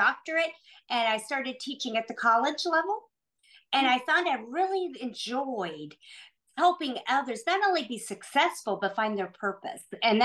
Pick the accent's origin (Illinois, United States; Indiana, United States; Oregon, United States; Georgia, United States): Indiana, United States; Noblesville; I'm from Indianapolis, originally from a small town of Noblesville, which is north of Indianapolis